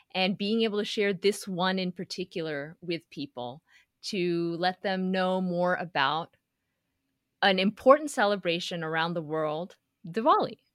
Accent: Houston, Texas, United States; I grew up in Houston, Texas

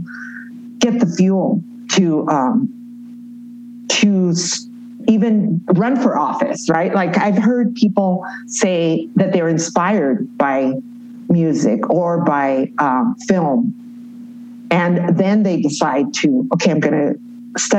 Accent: Los Angeles, California, United States; moved away as an adult; now in Mexico City, Mexico; growing up in East LA, by being a Chicana

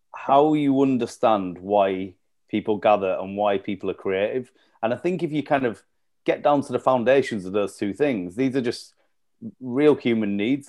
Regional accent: Leeds, Yorkshire and the Humber, United Kingdom; moved away as an adult; also born or lived in York / London; I'm from Leeds originally, had left Leeds to go do um, a master's over in York

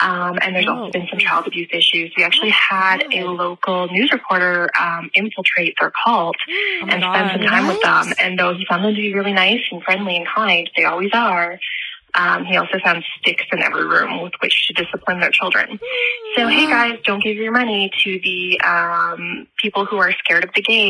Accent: Winnipeg, Manitoba, Canada; I grew up in Winnipeg, Manitoba, Canada

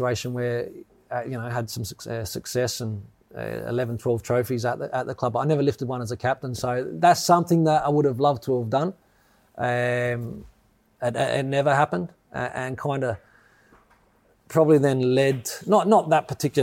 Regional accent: Australia; now in United Kingdom; growing up in Australia

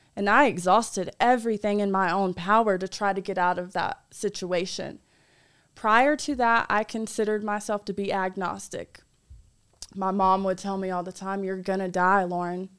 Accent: North Carolina, United States; I'm from North Carolina

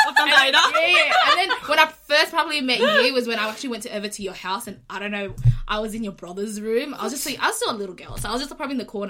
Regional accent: Sydney, New South Wales, Australia; also born or lived in Indonesia; when my parents first moved here, I was like around Dowitch Hill. Then we slowly made our way down to like, to like, you know, like Kemba and all that, like Wally Park

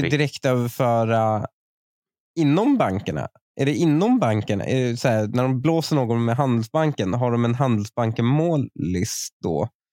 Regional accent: Upplands Väsby, Stockholm County, Sweden; uttalet de har känner jag så jävla mycket igen från min uppväxt i Väsby

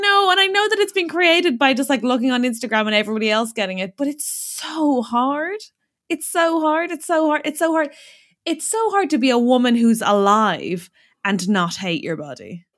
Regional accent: Ireland; now in United Kingdom; being an Irish person in the U K

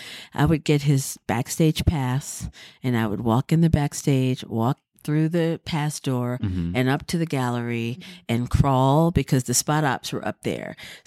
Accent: Durham, North Carolina, United States; It was just really wonderful to know that I had a history that I mm-hmm. had found in my hometown and didn't mm-hmm. even know dance was that powerful in Durham.

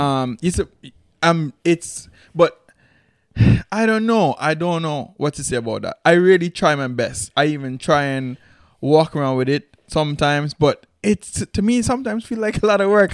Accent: Antigua & Barbuda; moved away; growing up in Antigua

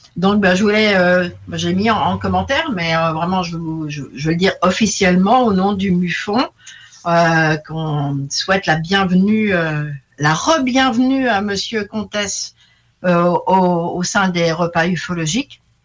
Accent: France; je suis française moyenne

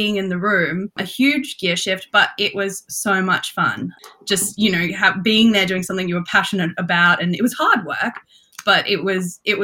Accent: Brisbane, Queensland, Australia; moved away as an adult; now in New York City, United States; I'm from Brisbane in Queensland.

